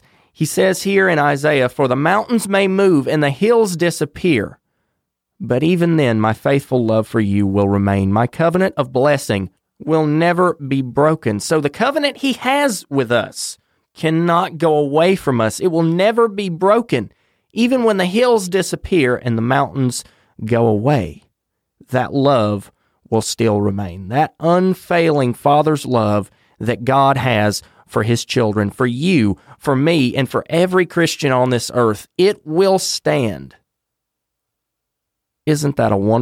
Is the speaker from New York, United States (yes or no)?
no; North Carolina, United States; my home state of North Carolina.